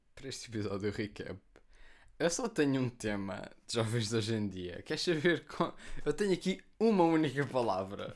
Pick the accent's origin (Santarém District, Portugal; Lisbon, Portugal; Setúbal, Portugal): Setúbal, Portugal; Almada; eu vivo em Almada, eu sou de Almada. Okay. Eu não sou de Portugal, eu sou de Almada.